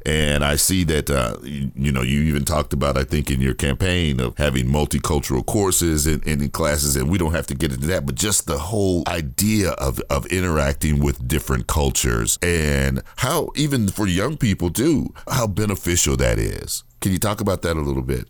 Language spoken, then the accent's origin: English; Gary, Indiana, United States; I grew up in Gary, Indiana.